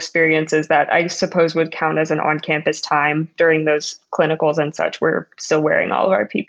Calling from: Philadelphia, Pennsylvania, United States; I am calling in from Center City, Philadelphia, and right now there is a effort to distribute the vaccines going on.

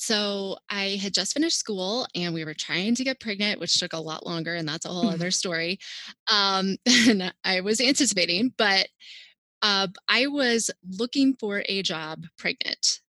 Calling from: Maryland, United States

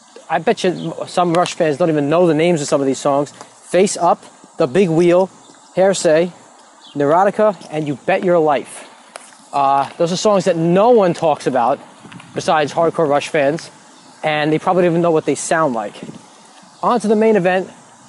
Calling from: Baldwin, New York, United States; I'm calling in from Baldwin, New York.

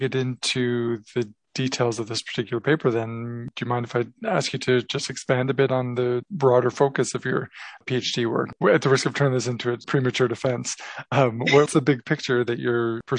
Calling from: Vancouver, British Columbia, Canada; as I'm calling from Vancouver to Melbourne, Australia.

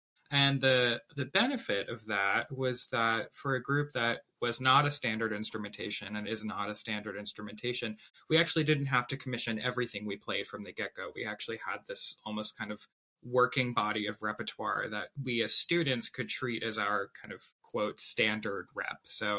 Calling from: Ann Arbor, Michigan, United States; also born or lived in Boston; I'm the flute player of Hub New Music. I'm calling in from my home in Ann Arbor, Michigan.

